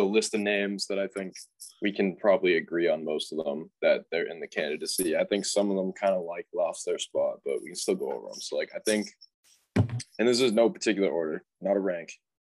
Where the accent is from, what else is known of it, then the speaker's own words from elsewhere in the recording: New England, United States; we're from New England